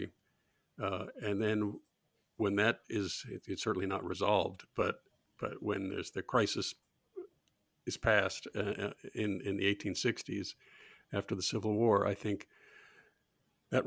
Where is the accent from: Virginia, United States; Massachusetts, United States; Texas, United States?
Massachusetts, United States; outside of Boston; When I grew up outside of Boston, we had a dump.